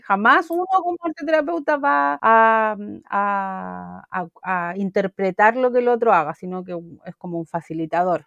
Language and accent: Spanish; Chile; de donde vengo yo en realidad que es Chile